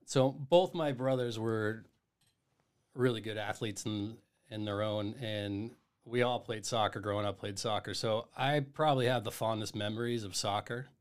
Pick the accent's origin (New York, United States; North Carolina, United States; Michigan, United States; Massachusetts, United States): Massachusetts, United States; Duxbury; also born or lived in Miamiville, Ohio; I actually grew up in Duxbury, Massachusetts